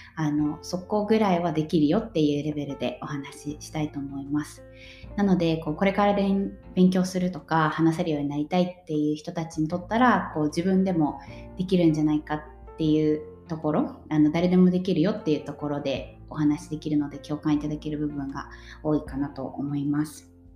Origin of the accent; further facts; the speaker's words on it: Japan; moved away as an adult; now in Sweden; 私はもともと日本で生まれて日本で育って